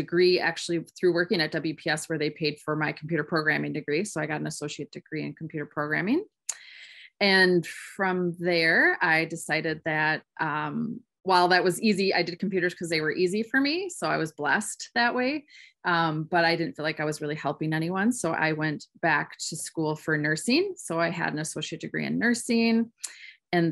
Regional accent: Madison, Wisconsin, United States; also born or lived in Waunakee, Wisconsin; I was born and raised actually in Madison, Wisconsin

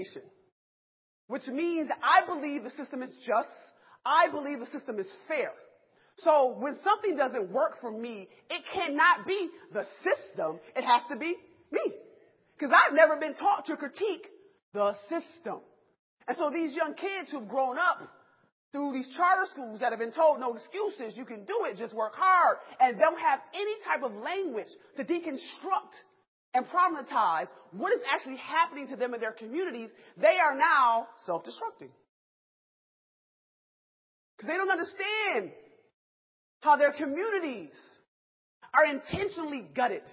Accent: Rochester, New York, United States; I'm from Rochester, New York, upstate New York, where it's cold

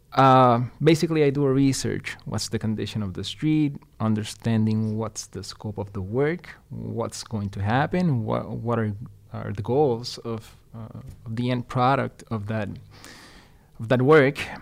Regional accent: Ponce, Puerto Rico; English is a second language; moved away as an adult; now in Madison, United States; I was born and raised in Puerto Rico, mm-hmm. uh, in a town called Ponce.

